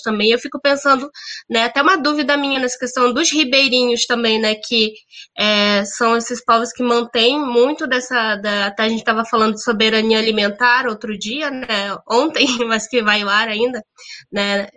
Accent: Brazil; eu venho da Amazônia

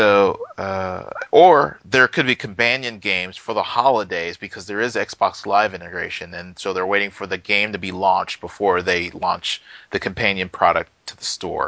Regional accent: Houston, Texas, United States; moved away; I'm from Houston originally

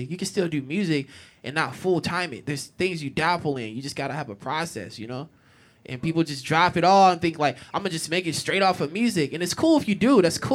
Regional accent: Long Beach, California, United States; now in Portland, United States; my hometown Long Beach

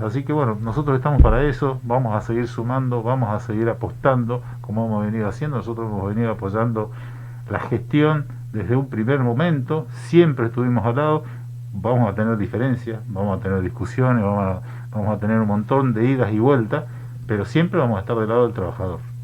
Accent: Misiones, Argentina; Yo soy de Misiones. Yo soy de Misiones, yo vengo del norte

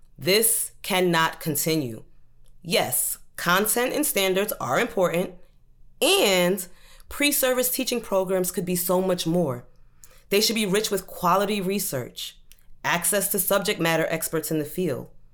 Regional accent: Brooklyn, New York, United States; also born or lived in Maryland; I grew up in Brooklyn.

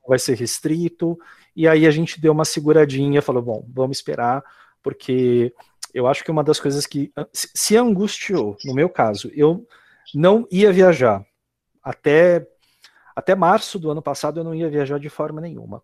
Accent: Brazil; como brasileiro

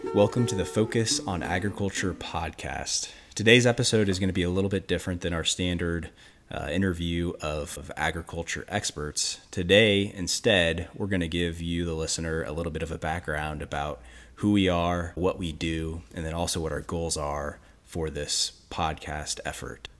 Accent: Western Illinois, United States; I grew up in Western Illinois

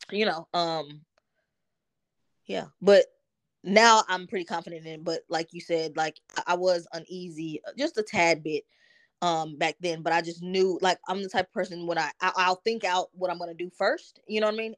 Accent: Dallas, Texas, United States; also born or lived in New Jersey; I grew up in Dallas

